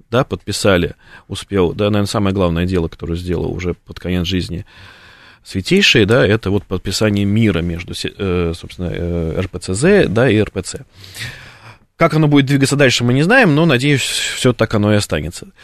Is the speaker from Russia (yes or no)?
yes; Russia; мы русские